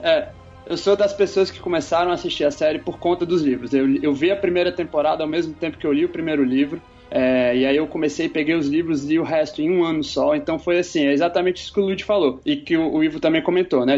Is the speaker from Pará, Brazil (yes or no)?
no; Brasília, Federal District, Brazil; now in Rio de Janeiro, Brazil; Eu tô aqui no Rio, mas sou natural de Brasília